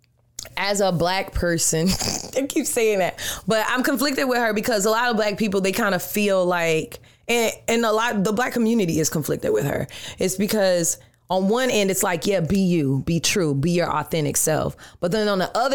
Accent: Atlanta, Georgia, United States; also born or lived in New York; now in Orlando, United States; I'm from Atlanta. So when I go back home to Atlanta, everybody knows me.

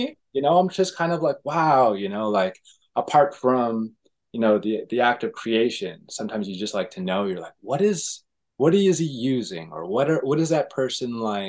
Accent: Toronto, Ontario, Canada; Toronto, Canada.

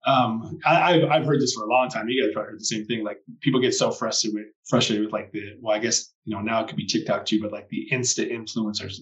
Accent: Canada; moved away as an adult; also born or lived in Australia; I moved back home to Canada a few years ago, and where I said I'd never come back to my hometown

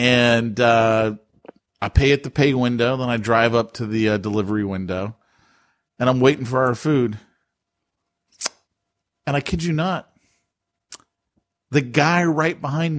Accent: California, United States; As a Californian

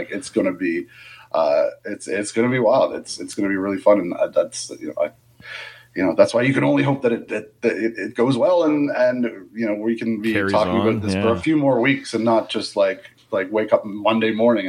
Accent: Canada; I think a lot of fans are like, it's October and we're from Canada.

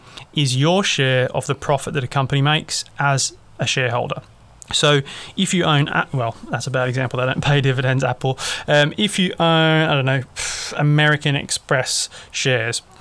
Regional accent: Australia; I'm obviously an Australian

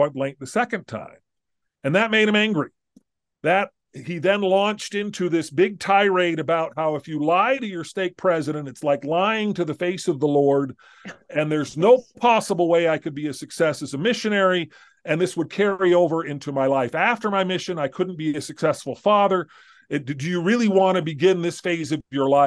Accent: Southern California, United States; I grew up in Southern California

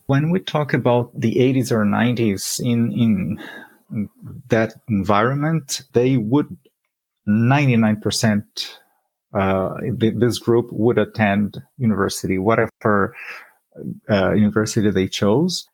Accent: Brazil; moved away as an adult; now in Canada; I lived in a big city, which was 2 million people in my hometown. And that was the environment where I grew up

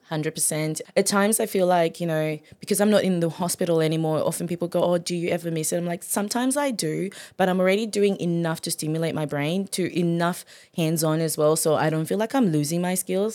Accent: Zimbabwe; also born or lived in Gold Coast, Queensland, Australia; now in Maryborough, Australia; I'm originally from Zimbabwe.

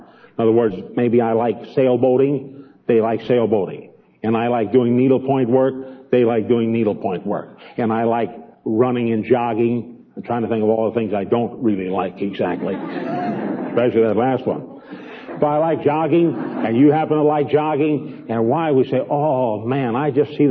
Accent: Chicago, Illinois, United States; moved away; Even though I came from Chicago, it would be very difficult for me to go back to the place where I was born on the west side in a real slum area.

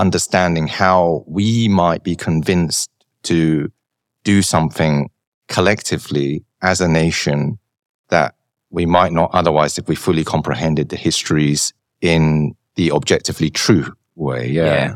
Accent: London, United Kingdom; growing up in London

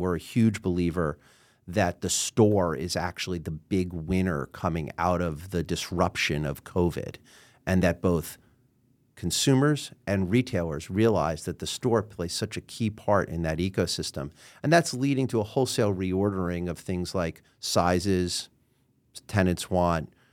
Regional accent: New York City, New York, United States; also born or lived in Queens / Manhattan; I was born and raised in New York City

